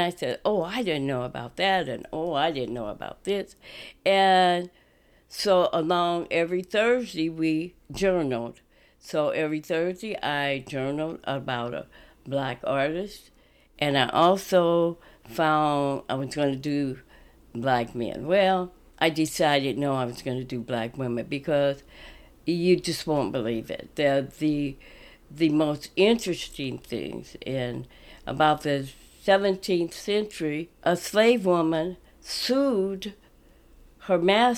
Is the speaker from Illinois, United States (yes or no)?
no; Kansas City, Missouri, United States; now in Omaha, United States; I'm originally from Kansas City, Missouri, and I moved here in 1954.